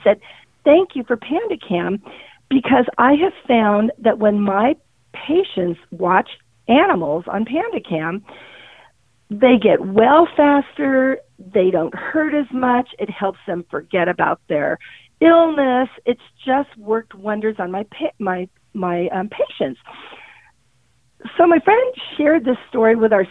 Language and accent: English; San Diego, California, United States; I grew up in San Diego and we lived on a canyon